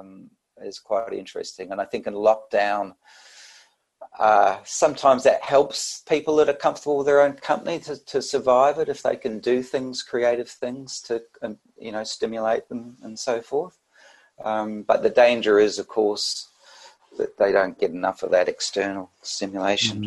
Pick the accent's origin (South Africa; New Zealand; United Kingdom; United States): New Zealand; moved away as an adult; also born or lived in Sydney, Australia; now in Australia; I'm from New Zealand originally, so I came to Australia